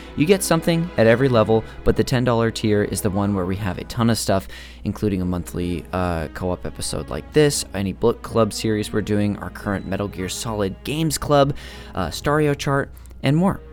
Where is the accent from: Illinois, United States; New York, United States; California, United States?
California, United States; Modesto; George Lucas is from my hometown. Uh, and I went to the same, like, high school and church as him.